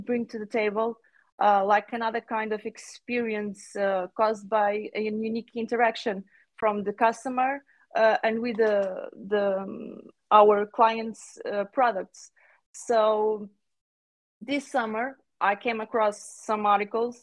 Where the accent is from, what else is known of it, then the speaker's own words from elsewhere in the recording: Portugal; I'm from Portugal.